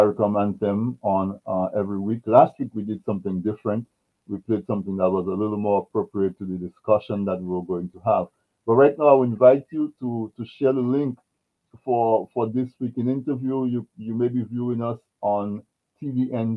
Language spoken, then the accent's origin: English; Dominica; I grew up in Dominica.